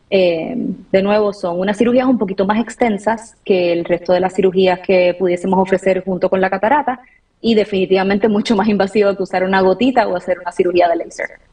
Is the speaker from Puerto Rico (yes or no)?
yes; Puerto Rico; moved away as an adult; also born or lived in Washington, D.C. / Atlanta; now in United States; soy de Puerto Rico. Eh, toda mi familia la tengo por allá